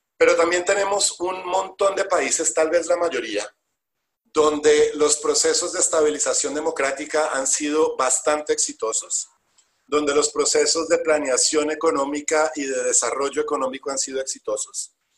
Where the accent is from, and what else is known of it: Colombia